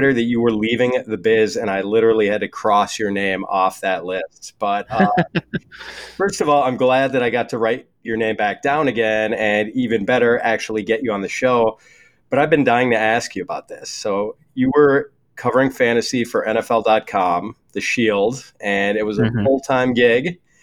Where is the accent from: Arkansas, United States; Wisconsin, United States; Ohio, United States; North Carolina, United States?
Wisconsin, United States; my home state of Wisconsin